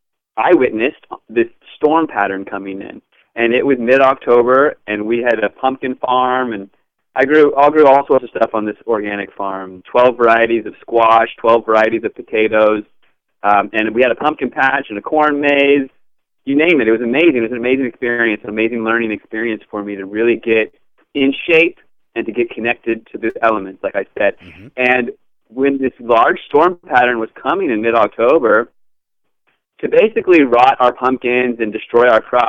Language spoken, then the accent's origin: English; Virginia, United States; moved away as an adult; also born or lived in California; I grew up in Virginia